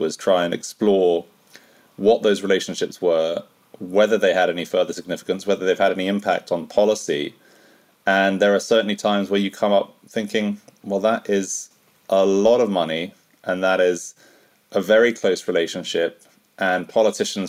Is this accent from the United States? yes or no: no; United Kingdom; as a Brit